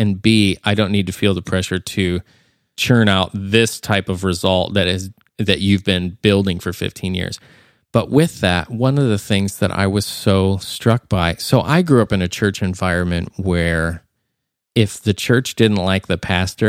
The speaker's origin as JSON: {"language": "English", "town": "Nashville", "region": "Tennessee", "country": "United States", "said": "There was one person that they said, where are you from? And I said, I'm from Nashville."}